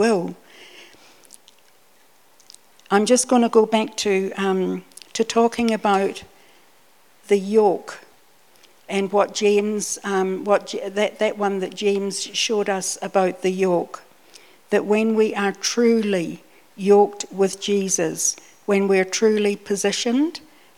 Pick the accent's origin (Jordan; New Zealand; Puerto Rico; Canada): New Zealand; also born or lived in Scotland / Dunedin / northern Britain; even though I was born in Scotland, I came out to New Zealand when I was 5, and so I grew up here, and I got used to, even in Dunedin, the winter days.